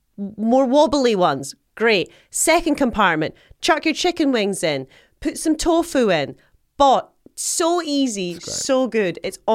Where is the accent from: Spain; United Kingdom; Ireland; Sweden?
United Kingdom; Scotland; All you need, I'm Scottish.